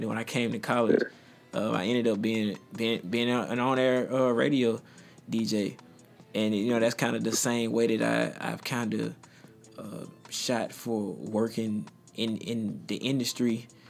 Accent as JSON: {"language": "English", "town": "South Haven", "region": "Mississippi", "country": "United States", "tie": "born or raised there", "said": "I grew up around South Haven, Mississippi. You might not know what it is, but it's right outside of Memphis, Tennessee."}